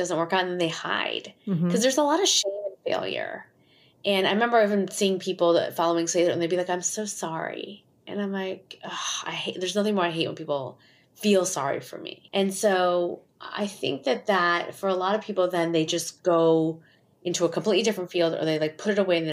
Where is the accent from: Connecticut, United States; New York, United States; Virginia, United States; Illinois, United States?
Illinois, United States; Schaumburg; I grew up in Schaumburg, Illinois